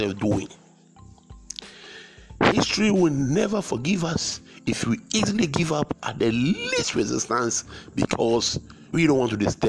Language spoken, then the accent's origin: English; Ghana; I come from Ghana in West Africa